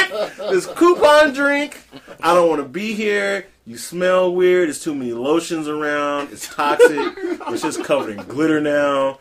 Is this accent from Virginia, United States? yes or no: no; Las Vegas, Nevada, United States; I grew up in Vegas